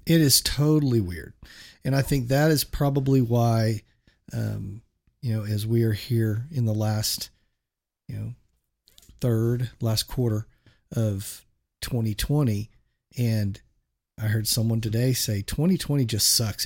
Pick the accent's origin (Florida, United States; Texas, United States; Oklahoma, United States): Oklahoma, United States; Shawnee; also born or lived in San Francisco Bay Area, California; we moved from the San Francisco area to Shawnee, Oklahoma